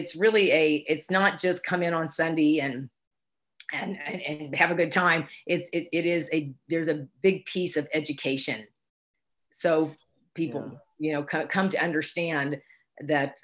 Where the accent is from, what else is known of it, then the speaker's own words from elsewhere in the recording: Houston, Texas, United States; I grew up in Houston, Texas